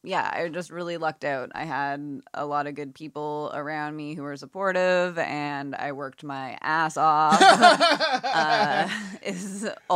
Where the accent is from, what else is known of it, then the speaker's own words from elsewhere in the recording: Halifax, Nova Scotia, Canada; And I grew up like right around the Hydra Stone too.